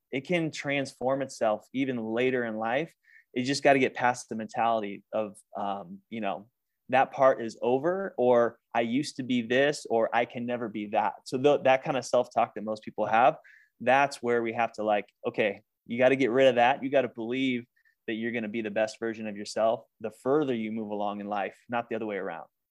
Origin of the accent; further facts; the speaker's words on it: Northern California, United States; moved away as an adult; also born or lived in Maui, Hawaii; now in Phoenix, United States; I grew up in Northern California as a gymnast